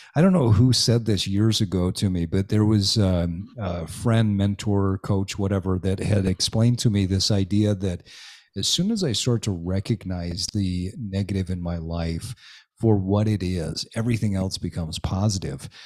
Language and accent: English; Utah, United States; I grew up in Utah